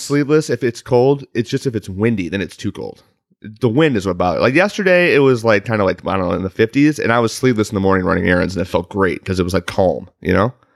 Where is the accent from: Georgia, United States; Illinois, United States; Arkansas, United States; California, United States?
Illinois, United States; Chicago; now in Los Angeles, United States; I'm also from Chicago, land area